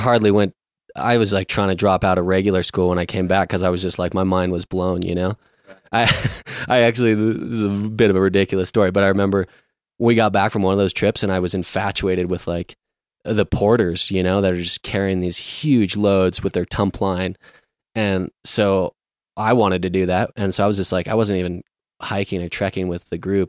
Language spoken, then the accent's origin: English; Ridgway, Colorado, United States; I grew up in Ridgeway, Colorado